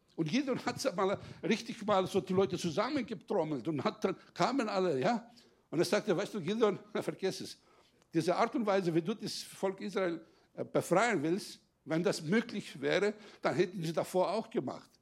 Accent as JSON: {"language": "German", "country": "Greece", "moved": "yes", "lives_now": "Germany", "said": "ich als Grieche, der jetzt einen deutschen Pass hat"}